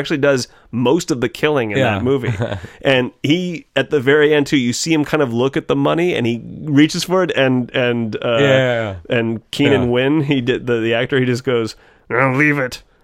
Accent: Carmel, California, United States; Where I grew up in Carmel, you could find these little coves

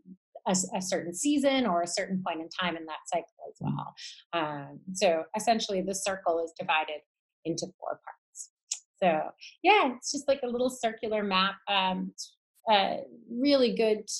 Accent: Toronto, Ontario, Canada; shops that were in Toronto, in my hometown

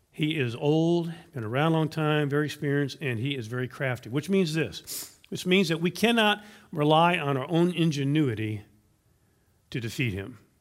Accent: Louisiana, United States; now in Texas, United States; Louisiana is where I went to high school

